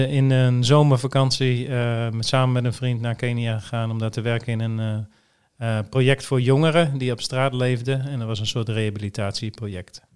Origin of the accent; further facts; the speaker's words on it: Groningen, Netherlands; moved away as an adult; also born or lived in Cambodia; now in Emmeloord, Netherlands; Ik ben geboren en getogen in Groningen, in de stad